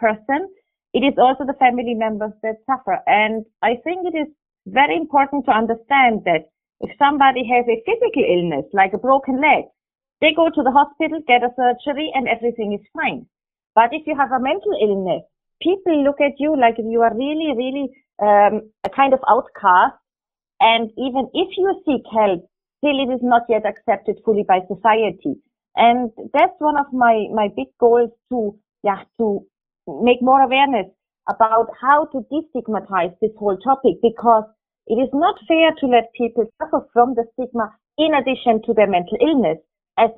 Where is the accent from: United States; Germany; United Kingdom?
Germany; moved away as an adult; now in Abu Dhabi, United Arab Emirates; I grew up in Germany